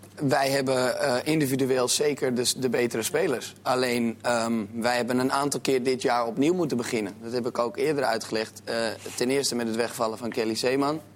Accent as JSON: {"language": "Dutch", "town": "Amsterdam", "region": "North Holland", "country": "Netherlands", "said": "ik ben Amsterdammer. Ik ben ook opgegroeid met Ajax"}